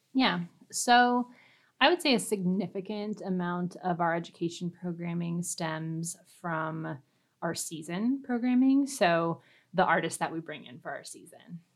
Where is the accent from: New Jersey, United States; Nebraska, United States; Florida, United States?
Nebraska, United States; Fremont; also born or lived in Minnesota; I'm originally from Fremont, Nebraska. So I'm, I am a native Nebraskan